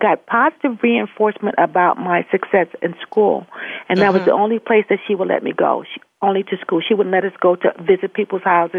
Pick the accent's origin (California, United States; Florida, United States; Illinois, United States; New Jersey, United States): California, United States; Los Angeles; I was born in Los Angeles to teenage parents